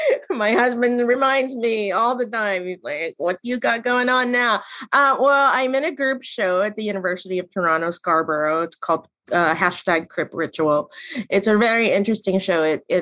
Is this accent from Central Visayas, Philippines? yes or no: no; Manila, Metro Manila, Philippines; moved away as an adult; now in Pittsburgh, United States; I consider myself a Pittsburgher. I moved to Pittsburgh from Manila, Philippines, back in 1992. So I've lived in Pittsburgh for 30 years with the intention of going to Pitt.